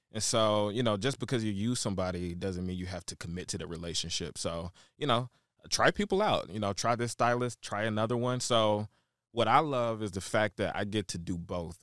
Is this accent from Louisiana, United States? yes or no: yes; Shreveport, Louisiana, United States; also born or lived in Chicago, Illinois; now in Dallas, United States; born and raised in Shreveport, Louisiana.